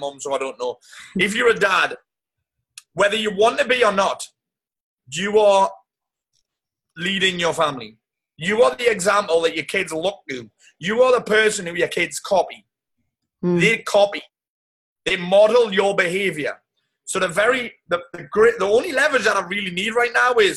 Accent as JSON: {"language": "English", "town": "South Shields", "region": "North East England", "country": "United Kingdom", "tie": "born or raised there", "said": "my hometown of South Shields"}